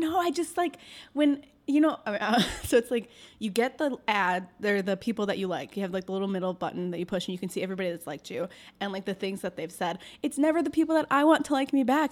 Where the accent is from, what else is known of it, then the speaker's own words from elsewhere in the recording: Algonquin, Illinois, United States; I grew up in Algonquin.